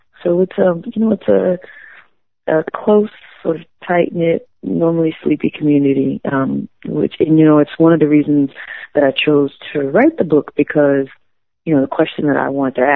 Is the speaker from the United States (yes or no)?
yes; DeLisle, Mississippi, United States; my hometown is named DeLille